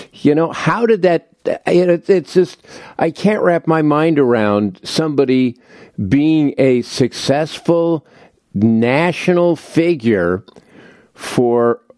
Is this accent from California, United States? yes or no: yes; Los Angeles, California, United States; I grew up in L.A.